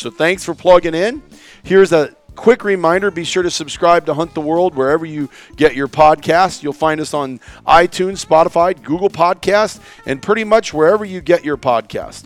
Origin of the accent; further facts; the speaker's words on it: Iowa, United States; I grew up in Iowa